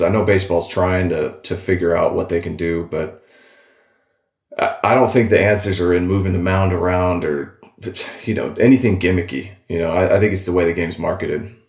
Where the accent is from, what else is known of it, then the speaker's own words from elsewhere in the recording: Walla Walla, Washington, United States; moved away as an adult; also born or lived in Seattle; I'm out in Walla Walla, my hometown